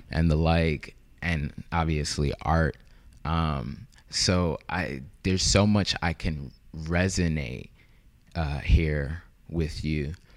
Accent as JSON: {"language": "English", "country": "Haiti", "said": "I'm from Haiti."}